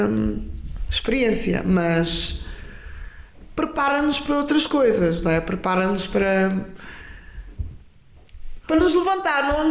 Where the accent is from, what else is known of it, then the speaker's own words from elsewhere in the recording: Guinea-Bissau; now in Lisbon, Portugal; eu seja da Guiné ou sou da Guiné